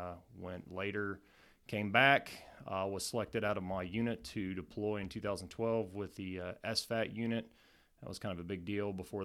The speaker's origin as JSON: {"language": "English", "town": "Wheelersburg", "region": "Ohio", "country": "United States", "tie": "born or raised there", "also_born_or_lived": "Portsmouth, Ohio", "said": "For starters, I'm originally from Portsmouth, Ohio."}